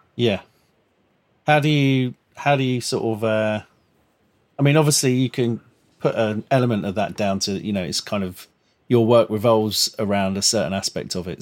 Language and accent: English; London, United Kingdom; growing up in Crayford, like southeast London